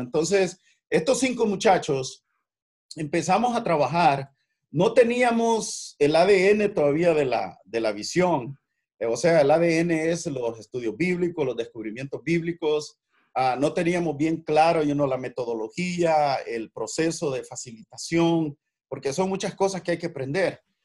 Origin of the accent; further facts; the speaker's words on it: El Salvador; moved away as an adult; also born or lived in San Francisco; now in United States; soy de origen salvadoreño